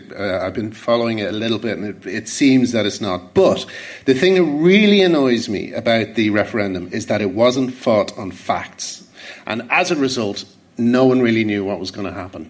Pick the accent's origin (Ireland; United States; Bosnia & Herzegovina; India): Ireland; I'm Irish